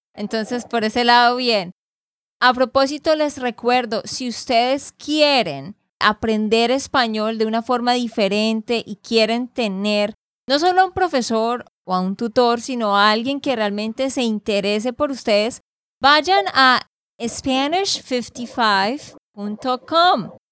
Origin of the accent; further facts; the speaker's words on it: Santander, Colombia; de Santander, Colombia.